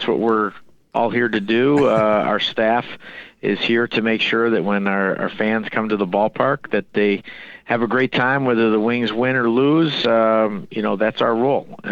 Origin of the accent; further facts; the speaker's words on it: Rochester, New York, United States; work for my hometown team